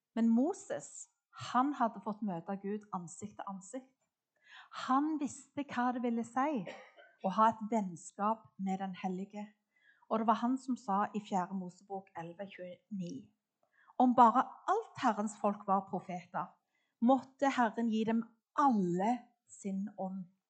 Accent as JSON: {"language": "Norwegian", "town": "Klepp", "region": "Rogaland", "country": "Norway", "tie": "born or raised there", "said": "jeg vokste opp på Klepp, midt på Jæren"}